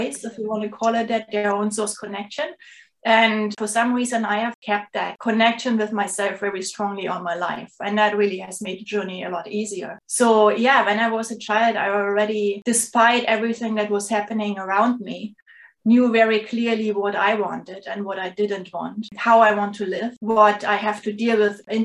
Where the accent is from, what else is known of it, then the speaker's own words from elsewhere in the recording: Leipzig, Saxony, Germany; moved away as an adult; now in St. John's, Canada; I'm originally from Germany. So that's where everything started. I was born in Leipzig, which is a city in the eastern part of Germany, south of Berlin